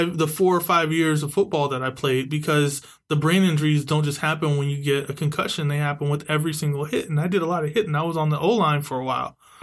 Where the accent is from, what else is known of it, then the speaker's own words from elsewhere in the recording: San Diego, California, United States; now in Bay Area, United States; I was actually a Mira Mesa Charger. I actually wore the blue and gold. I'm from San Diego. It was a big deal to actually be the hometown team in my Pop Warner.